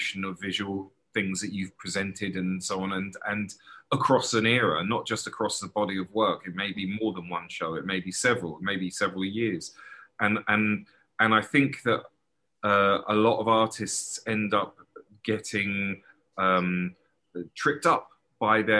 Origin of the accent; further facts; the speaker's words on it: London, United Kingdom; moved away; I was born in early 70s and grew up in a place called Crouch End in North London